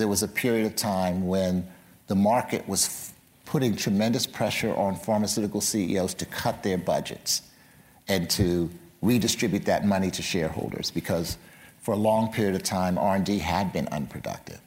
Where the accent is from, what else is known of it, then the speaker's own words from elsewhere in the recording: Philadelphia, Pennsylvania, United States; my hometown of Philadelphia